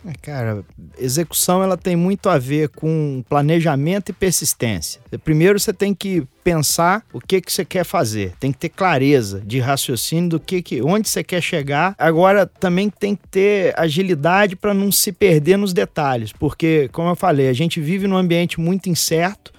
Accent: Itaperuna, Rio de Janeiro, Brazil; eu sou da roça, eu sou lá de Itaperuna, interior do estado do Rio de Janeiro

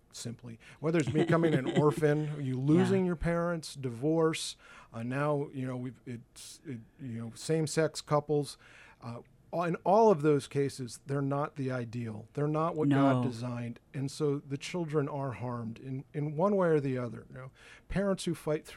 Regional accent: Rhode Island, United States; now in Washington, United States; I'm from the Northeast. I grew up in Rhode Island

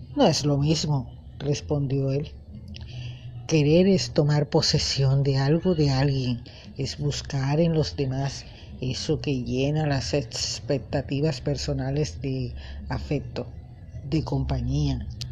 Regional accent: Colombia; mi hermoso país, Colombia

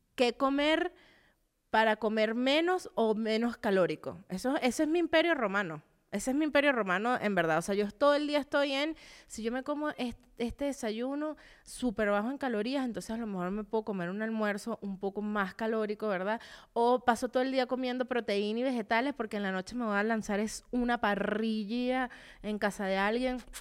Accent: Venezuela; moved away; cuando vivía en Venezuela

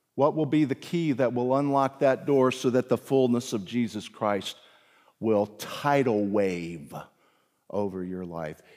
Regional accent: the South, Southern United States, United States; also born or lived in South Carolina / Virginia; I'm a Southerner, deep down. lived most of my life in the South

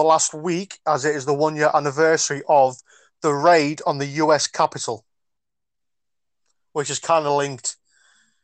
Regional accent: Geordie, North East England, United Kingdom; I am Geordie

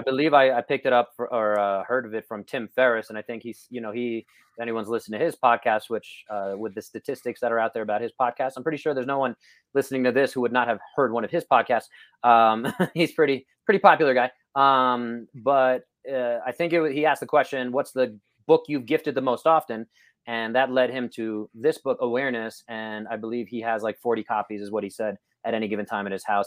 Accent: New York, United States; moved away; as a New Yorker

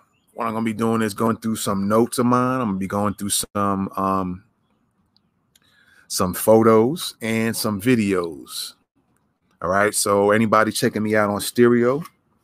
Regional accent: New York, United States; New York, my home state

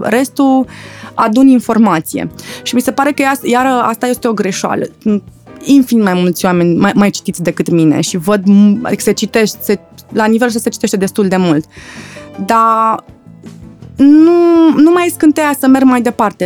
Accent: Pitești, Argeș, Romania; Eu fiind provincială, eu sunt din Pitești

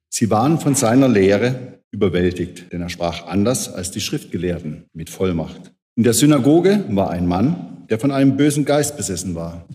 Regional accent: Kreilsheim, Baden-Württemberg, Germany; in Kreilsheim, meiner Heimat

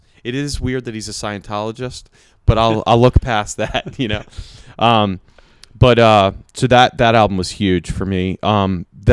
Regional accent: East Coast, United States; growing up on the East Coast

